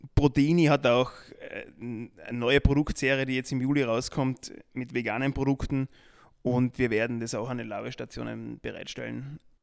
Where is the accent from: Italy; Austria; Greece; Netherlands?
Austria; bei uns in Österreich und in Deutschland